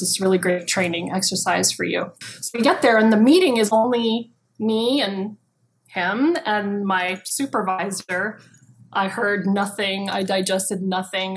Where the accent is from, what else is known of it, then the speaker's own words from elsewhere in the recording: Kailua, Hawaii, United States; also born or lived in Waimea, Hawaii / Los Angeles; I grew up in Kailua